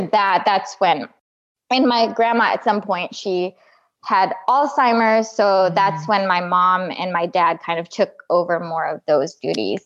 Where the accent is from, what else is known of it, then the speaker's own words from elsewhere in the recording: Midwest, United States; I grew up in the Midwest.